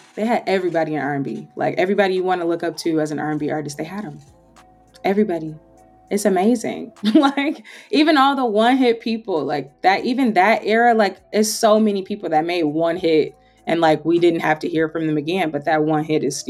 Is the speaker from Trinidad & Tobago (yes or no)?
yes; Trinidad & Tobago; I'm a Trinidadian girl myself. So, like, she's Nigerian, but, like, I'm Trinidadian myself. So I'm always into all the Caribbean vibes.